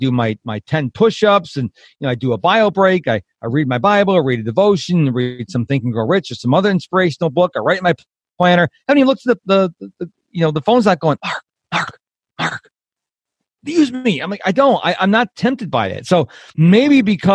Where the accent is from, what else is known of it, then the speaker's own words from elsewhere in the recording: Rochester, New York, United States; now in Texas, United States; I was raised in the house. I'm originally from Rochester, New York